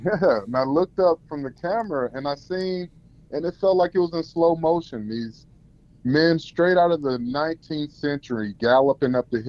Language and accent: English; Denver, Colorado, United States; moved away as an adult; now in Tacoma, United States; I'm originally from Denver, Colorado.